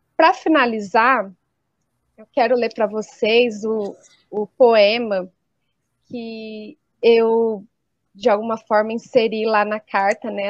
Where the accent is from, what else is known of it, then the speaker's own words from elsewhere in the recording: Colina, São Paulo, Brazil; professora na rede municipal de ensino aqui do interior de São Paulo, eu sou da cidade de Colina e trabalho aqui na região também